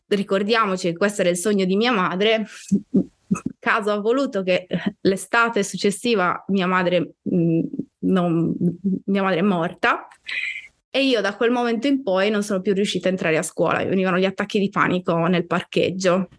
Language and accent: Italian; Sardinia, Italy; moved away as an adult; also born or lived in Bologna / Florence; io eh, sono nata in Sardegna, ma sono anche cresciuta in Sardegna, nel senso che sono andata via che ero grande, avevo 28 anni